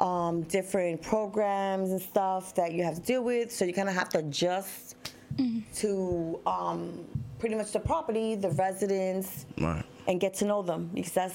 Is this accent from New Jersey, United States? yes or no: yes; New Jersey, United States; moved away; I was born and raised in Jersey.